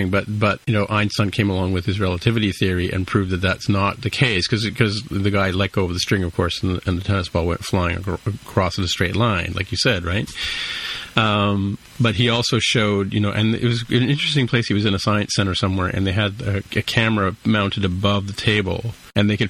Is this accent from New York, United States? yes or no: no; California, United States; So while you're doing that, like so I guess I, as a Californian I have to ask ask you